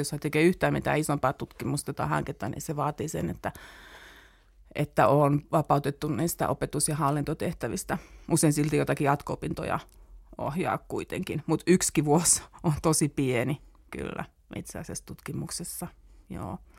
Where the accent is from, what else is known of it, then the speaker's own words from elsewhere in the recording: Turku, Southwest Finland, Finland; moved away as an adult; now in Helsinki, Finland; mä olen siellä syntynyt ja siellä koulut käyneestä tulin tänne opiskelemaan